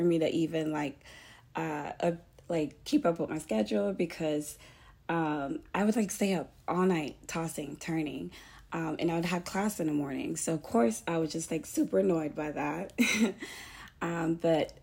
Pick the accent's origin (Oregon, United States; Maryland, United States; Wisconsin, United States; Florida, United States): Florida, United States; Fort Lauderdale; moved away as an adult; now in Pensacola, United States; I'm Haitian American, and I was born in Fort Lauderdale, and then moved to Pensacola, Florida, because I got accepted to the University of West Florida.